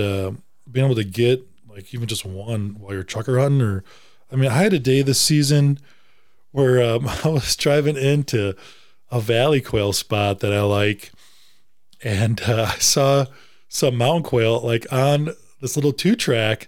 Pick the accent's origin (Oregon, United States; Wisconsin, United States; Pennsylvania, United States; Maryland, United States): Wisconsin, United States; moved away; also born or lived in Tennessee; I'm from Wisconsin